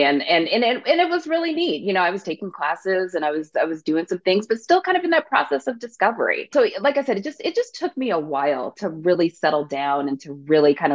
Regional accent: south of Seattle, Washington, United States; So I grew up in Washington State, a little bit south of Seattle.

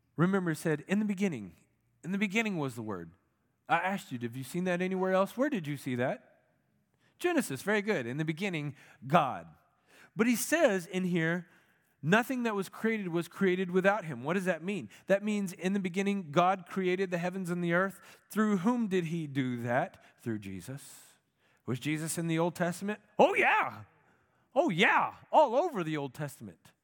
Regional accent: United States; as an American Christian

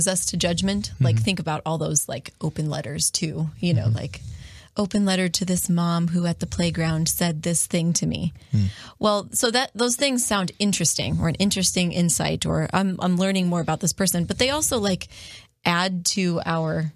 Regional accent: Perrysburg, Ohio, United States; moved away as an adult; also born or lived in Steubenville, Ohio; when we moved from Steubenville to Perrysburg, I was lonely. You know, I'm an extrovert and I grew up in this area

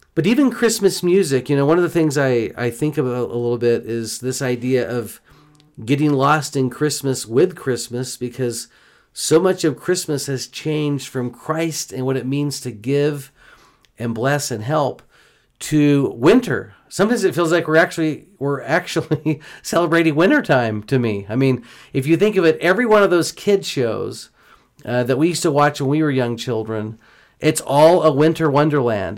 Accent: Houston, Texas, United States; moved away; As a kid growing up in Houston, Texas, my whole life

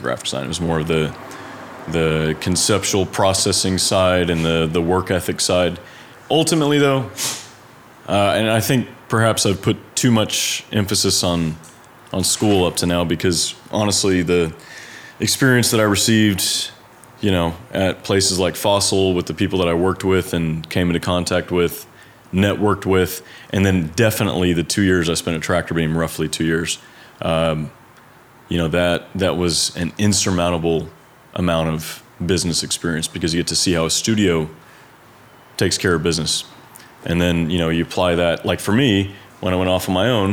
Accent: Dallas, Texas, United States; I'm from Dallas

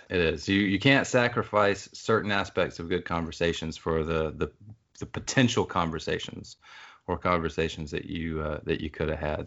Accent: Athens, Georgia, United States; I'm from Athens, Georgia

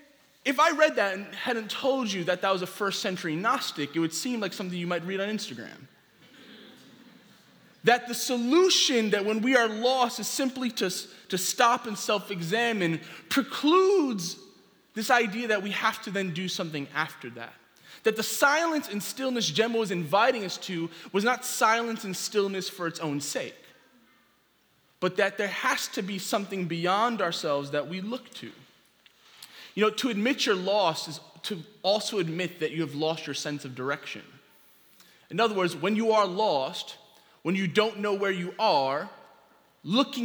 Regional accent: New York City, New York, United States; I grew up here in New York City

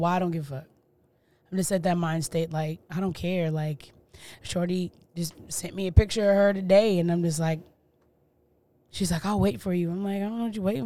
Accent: Tennessee, United States; From Tennessee, dude. Like, we're not from Memphis. You know what I'm saying? We from a chill spot

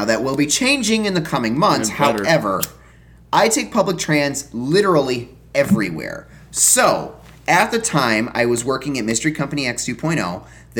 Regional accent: Chicago, Illinois, United States; moved away as an adult; I'm a Chicagoan

